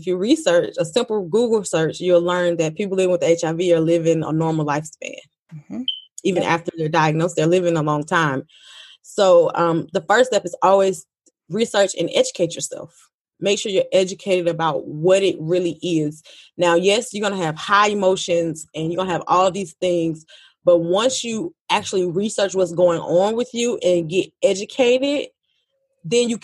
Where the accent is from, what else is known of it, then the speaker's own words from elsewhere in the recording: Georgia, United States; I'm from Georgia